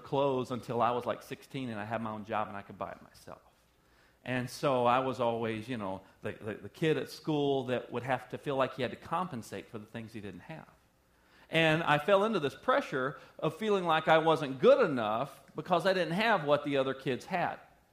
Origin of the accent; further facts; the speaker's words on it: the South, United States; I'm from the South